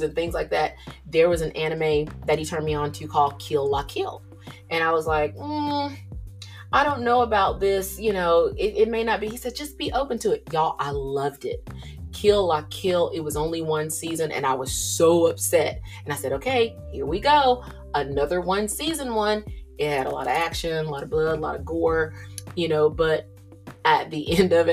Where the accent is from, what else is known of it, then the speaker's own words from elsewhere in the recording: Georgia, United States; me coming from the South, I'm from Georgia.